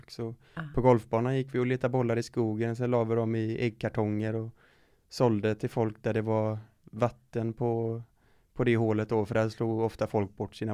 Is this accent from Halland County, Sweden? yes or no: yes; Falkenberg, Halland County, Sweden; also born or lived in Varberg; I Falkenberg.